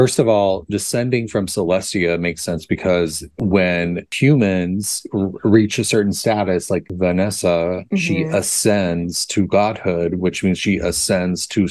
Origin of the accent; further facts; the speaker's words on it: Oklahoma, United States; I grew up in Oklahoma, right above Texas, which is right above Mexico